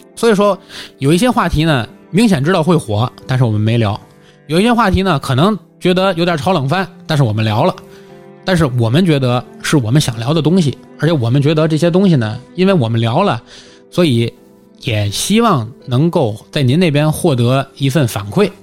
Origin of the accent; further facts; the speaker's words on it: Tianjin, China; accent: Tianjin; 大家其实还能听出来我是一个土生土长的天津人，对吧？无论是我的方言土语，还是我的尾音，都明显是天津人